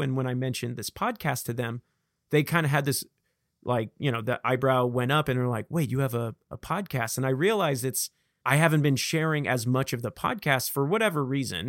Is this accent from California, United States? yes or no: yes; Vacaville, California, United States; accent: Vacaville; I have the classic Vacavillon, uh, accent